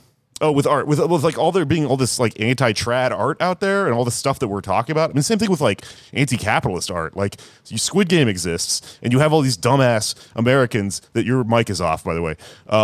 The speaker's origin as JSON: {"language": "English", "country": "South Korea", "second_language": "English", "said": "I'm from South Korea. It's a capitalist country."}